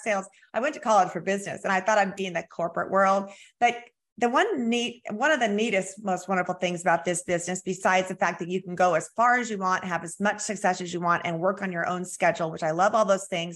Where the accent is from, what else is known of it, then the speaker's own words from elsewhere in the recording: Southern California, United States; now in Springfield, United States; I'm from Southern California, but I've been here 34 years